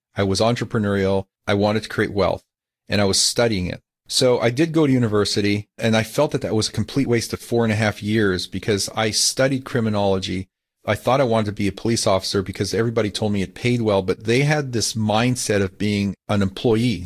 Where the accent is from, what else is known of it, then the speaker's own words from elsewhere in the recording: Calgary, Alberta, Canada; now in California, United States; I grew up in Calgary